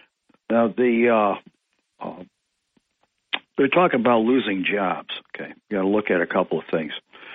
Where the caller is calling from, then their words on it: Ithaca, New York, United States; Yes, … of Greater Ithaca.